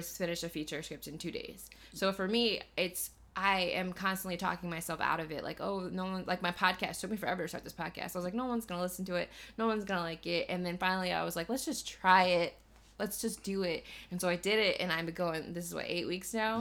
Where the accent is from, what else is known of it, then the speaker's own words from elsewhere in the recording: Missouri, United States; now in Los Angeles, United States; when I go home to Missouri